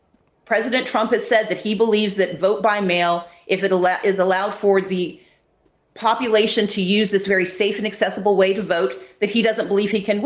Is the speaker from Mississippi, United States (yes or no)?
yes; Mississippi, United States; moved away; As a young Black woman growing up in Mississippi